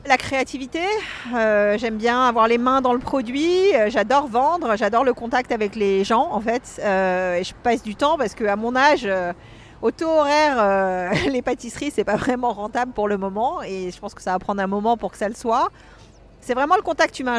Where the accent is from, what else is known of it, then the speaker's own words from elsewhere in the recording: Paris, Île-de-France, France; moved away as an adult; now in Los Angeles, United States; J'ai fait ma première tarte au chocolat quand j'avais 13 ans que j'ai apportée à Conticini dans son restaurant à l'époque qui s'appelait la Table d'Anvers à côté de chez moi à Paris